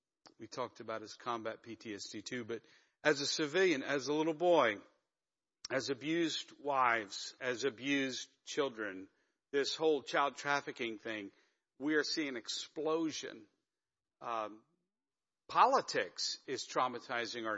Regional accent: Pennsylvania, United States; moved away; I'm from Pennsylvania originally.

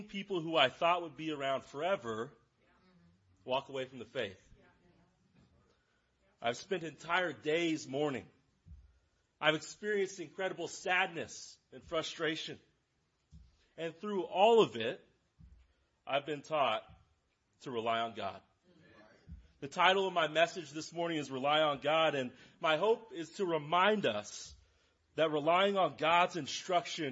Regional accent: Lawrence, Kansas, United States; I am from Lawrence. I grew up in Lawrence. I live in Lawrence

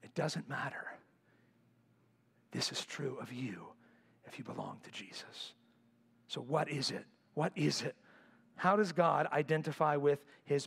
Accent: United States; I'm an American.

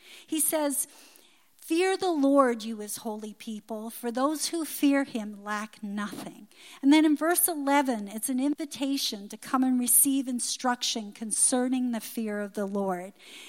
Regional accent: Newfoundland and Labrador, Canada; But when I was a little girl growing up in Newfoundland, I remember in the summer during the squid season, many people would get them and they'd dry them on lines in their yard.

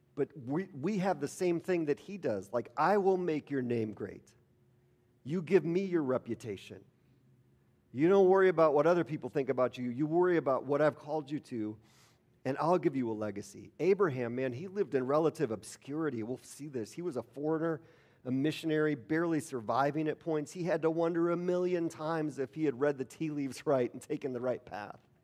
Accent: Milwaukee, Wisconsin, United States; I grew up in Milwaukee

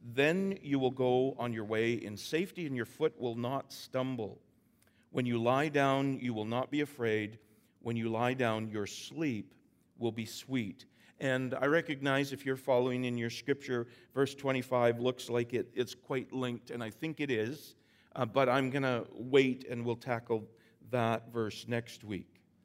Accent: Vancouver Island, British Columbia, Canada; I'm from the island. I'm from Vancouver Island.

